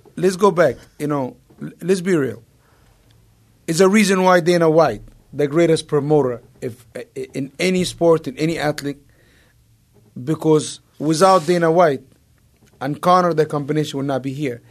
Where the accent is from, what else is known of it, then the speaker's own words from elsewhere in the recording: Egypt; moved away; I idolized Mike growing up in Egypt